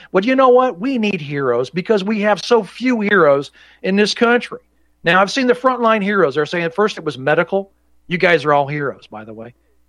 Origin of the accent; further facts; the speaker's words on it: Indianapolis, Indiana, United States; Growing up in Indianapolis, I remember watching this stuff.